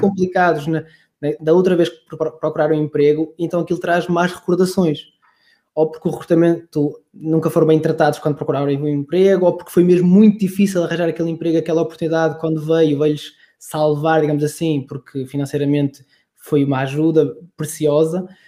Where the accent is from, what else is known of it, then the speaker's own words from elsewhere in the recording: Braga, Norte, Portugal; moved away as an adult; also born or lived in Coimbra; eu sou de Braga